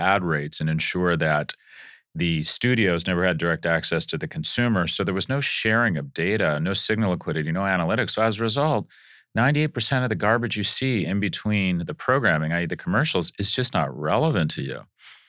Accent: United Kingdom; I'm British, so I want some cream and sugar.

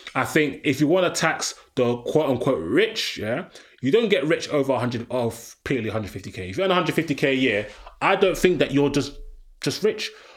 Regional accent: London, United Kingdom; I'm a Londoner.

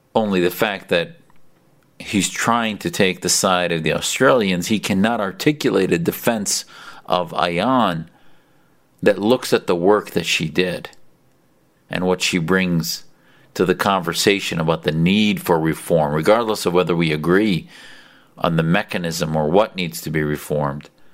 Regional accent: United States; as an American

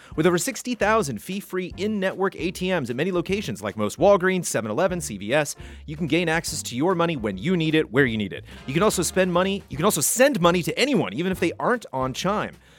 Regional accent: Southern California, United States; Born and raised in Southern California

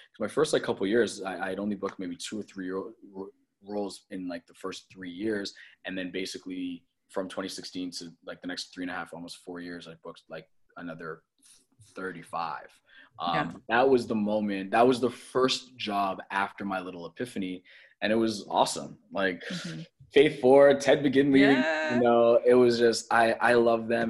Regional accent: Toronto, Ontario, Canada; moved away; I grew up in Toronto

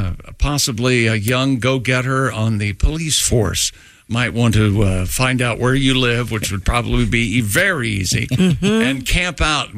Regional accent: Columbus, Ohio, United States; Columbus, Ohio. Franklin County, my hometown.

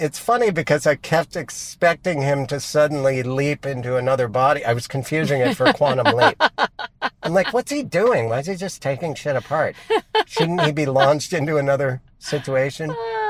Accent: Brooklyn, New York, United States; accent: Brooklyn; that's when my Brooklyn accent comes out

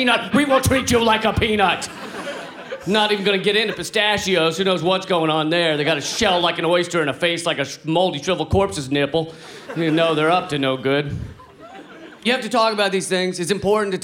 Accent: United States; I'm from the United States

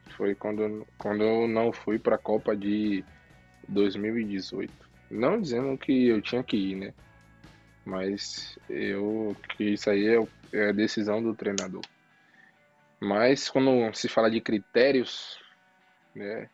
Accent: Bahia, Brazil; Eu sou Bahia, eu sou baiano.

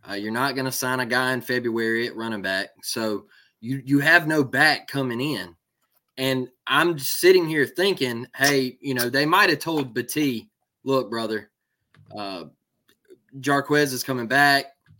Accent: Florida, United States; You know, hey, I come from the same trenches you come from. You know, we're both from Florida.

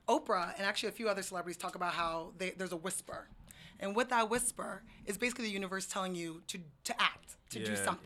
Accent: United States; moved away as an adult; also born or lived in Brooklyn, New York; now in Seattle, United States; I'm from New York, New Jersey

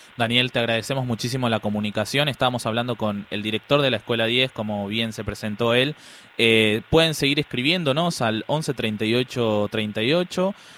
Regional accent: Buenos Aires, Argentina; Yo soy de la Villa veintiuno veinticuatro

